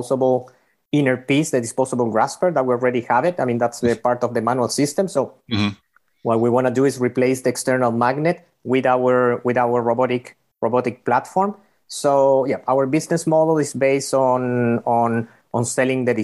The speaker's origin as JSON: {"language": "English", "country": "Chile", "also_born_or_lived": "Bay Area / North Carolina", "moved": "as an adult", "lives_now": "United States", "said": "we're coming from Chile originally"}